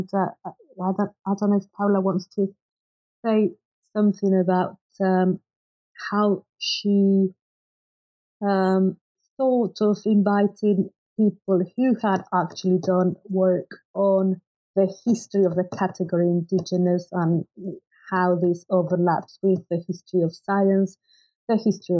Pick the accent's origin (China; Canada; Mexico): Mexico; although I grew up in Mexico, I'd done my undergrad and graduate studies abroad